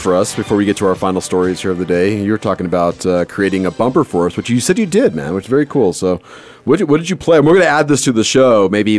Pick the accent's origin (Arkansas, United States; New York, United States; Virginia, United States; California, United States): California, United States; Southern; I grew up in Southern California